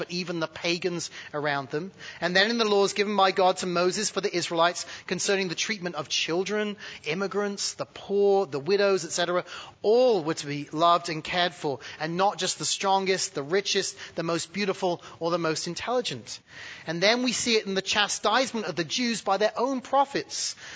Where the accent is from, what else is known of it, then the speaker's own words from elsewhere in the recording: United Kingdom; now in United States; being born British